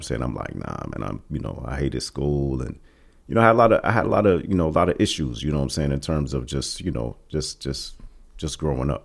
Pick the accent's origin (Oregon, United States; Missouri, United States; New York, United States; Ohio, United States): Ohio, United States; East Cleveland; we came to East Cleveland probably in the, uh, late seventies.